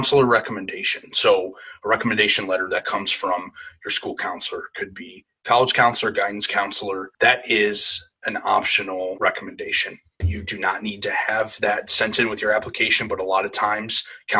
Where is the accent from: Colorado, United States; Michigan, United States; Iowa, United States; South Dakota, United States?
Michigan, United States; Canton; I am also originally from Canton, Michigan, which is a suburb of the Detroit area